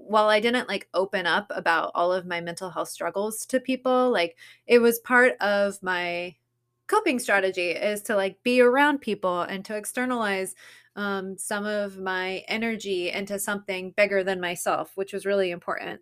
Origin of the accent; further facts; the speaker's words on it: Southern California, United States; growing up in Southern California or California in general